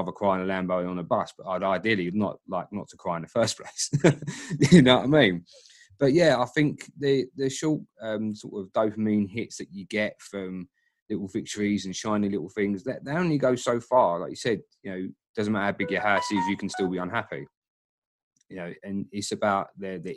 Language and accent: English; Dagenham, London, United Kingdom; I'm a guy from Dagenham